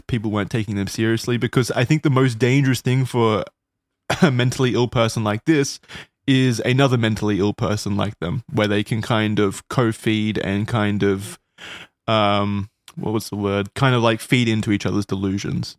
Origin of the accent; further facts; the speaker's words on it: Australia; accent: Australian; my Australian accent